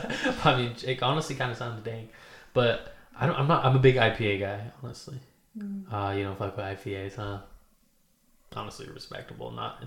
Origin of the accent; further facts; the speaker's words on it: Oregon, United States; I'm from here, okay. So you know, I have not traveled. Well, I've traveled, but I haven't lived in different places, pretty much. I've been in Oregon my whole life. But I'm from here. I went to college at Oregon State.